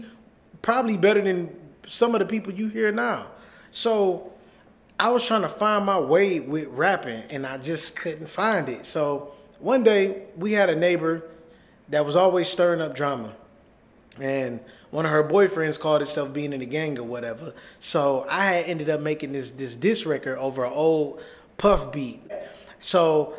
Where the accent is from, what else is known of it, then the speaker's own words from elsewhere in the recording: Detroit, Michigan, United States; I am from Detroit, Michigan